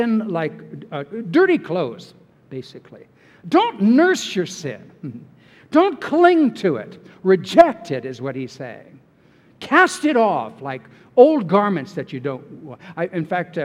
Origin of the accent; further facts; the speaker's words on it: California, United States; I'm from California